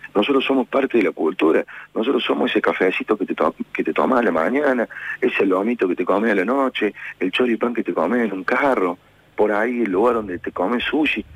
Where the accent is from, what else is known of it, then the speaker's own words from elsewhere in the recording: Argentina; nosotros somos Argentina. Somos este hermoso país que nosotros amamos. Nosotros somos esta hermosa ciudad que defendemos